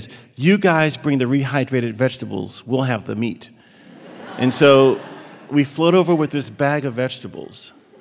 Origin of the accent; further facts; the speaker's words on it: Virginia, United States; moved away; Virginia, my hometown